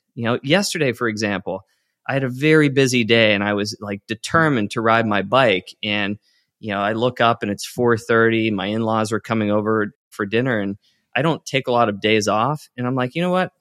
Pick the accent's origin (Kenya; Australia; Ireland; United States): United States; Western Pennsylvania; I grew up in Western Pennsylvania